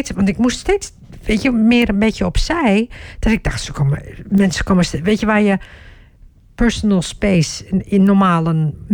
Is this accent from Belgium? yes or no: no; Turkey; ik, ik ben Turks hè.